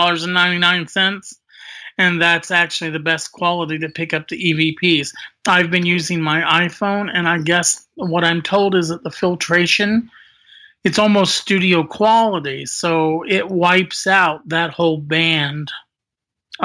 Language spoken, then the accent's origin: English; Indiana, United States; I was forced to return home into my home state of Indiana